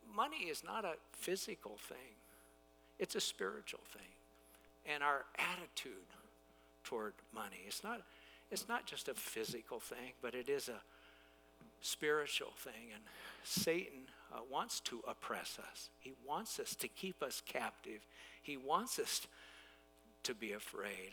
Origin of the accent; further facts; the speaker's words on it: United States; as American consumers